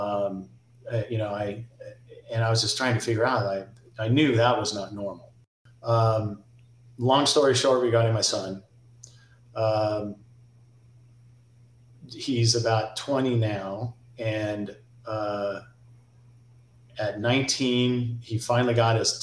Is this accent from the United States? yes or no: yes; Encinitas, California, United States; I grew up in Encinitas